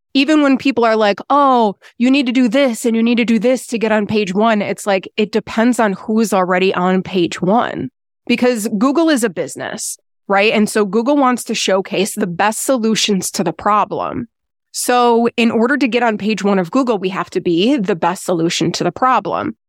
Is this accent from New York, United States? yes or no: yes; Buffalo, New York, United States; moved away as an adult; also born or lived in North Carolina; now in Lake Toxaway, United States; born and raised in Buffalo, New York